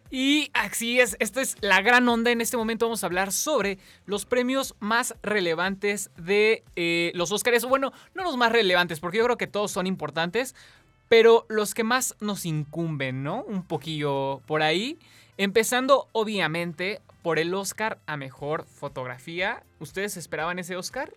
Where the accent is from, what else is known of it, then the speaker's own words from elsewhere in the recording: Mexico; nosotros como mexicanos